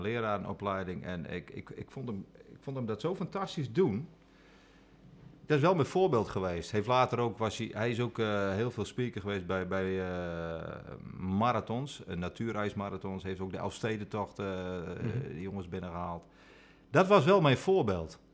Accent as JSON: {"language": "Dutch", "region": "Friesland", "country": "Netherlands", "tie": "born or raised there", "said": "ik ben in Friesland opgegroeid"}